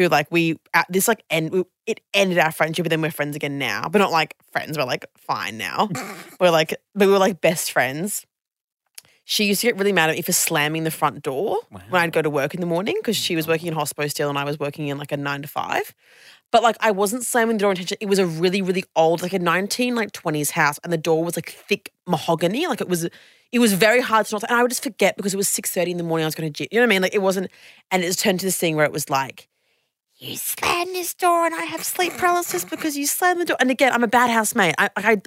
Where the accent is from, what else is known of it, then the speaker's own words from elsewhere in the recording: Brisbane, Queensland, Australia; I'm from Brisbane